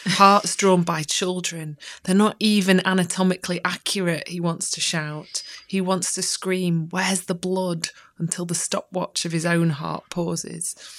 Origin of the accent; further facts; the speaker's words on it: Chesterfield, East Midlands, United Kingdom; now in Sheffield, United Kingdom; I grew up in Chesterfield and then kind of moved back um, after some time in different places.